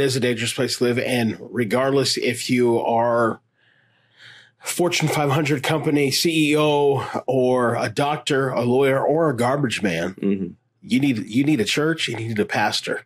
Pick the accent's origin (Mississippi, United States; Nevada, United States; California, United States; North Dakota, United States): Nevada, United States; Las Vegas; I grew up here in Las Vegas